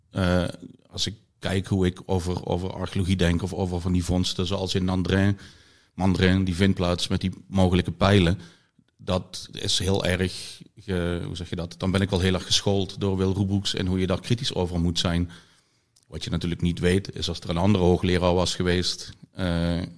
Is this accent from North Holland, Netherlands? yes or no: no; Limburg, Netherlands; ik ben afkomstig uit Zuid-Limburg. Eh, uit de omgeving van Maastricht, eh, waar vroege prehistorie ja, niet bij iedereen leeft.